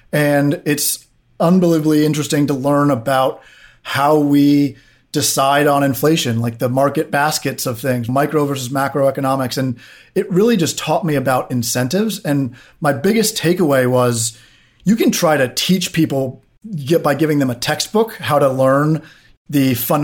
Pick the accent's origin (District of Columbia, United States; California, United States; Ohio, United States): District of Columbia, United States; Washington; I grew up in DC on Capitol Hill.